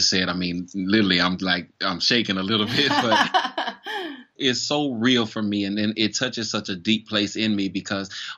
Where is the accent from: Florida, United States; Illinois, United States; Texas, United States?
Florida, United States; moved away as an adult; now in Charleston, United States; I'm originally from Florida, and I moved to Charleston in September of 2012.